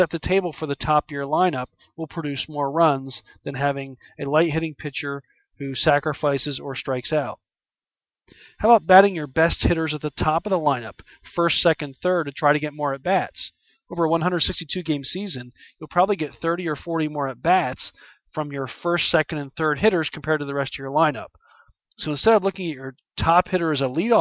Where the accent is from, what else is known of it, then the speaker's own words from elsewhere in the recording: Philadelphia, Pennsylvania, United States; my hometown Philadelphia